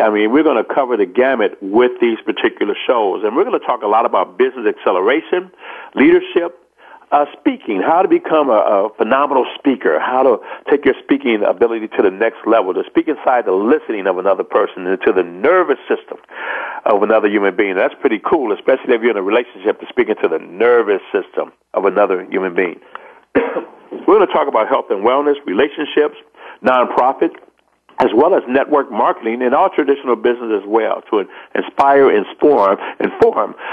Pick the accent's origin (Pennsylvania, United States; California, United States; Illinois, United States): Illinois, United States; Chicago; I'm from Chicago, Illinois